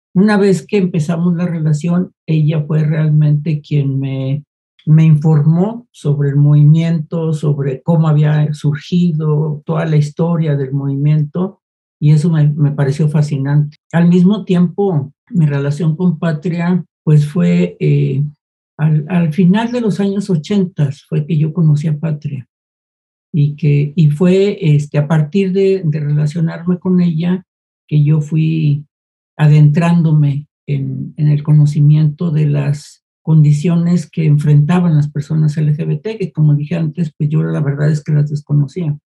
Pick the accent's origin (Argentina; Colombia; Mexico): Mexico; Guadalajara, Jalisco; yo soy de Guadalajara